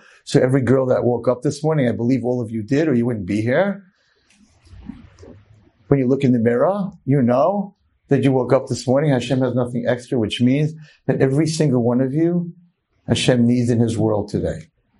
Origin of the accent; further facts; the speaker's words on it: Muncie, Indiana, United States; I grew up in Muncie. I was the least expected to succeed in anything except be an amazing drummer and an amazing hockey player.